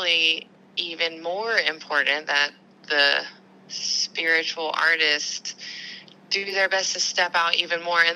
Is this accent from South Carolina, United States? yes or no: no; Benson, North Carolina, United States; I was raised in the South, if you can't already tell by my accent, in North Carolina, and there was this tiny town that I grew up in called Benson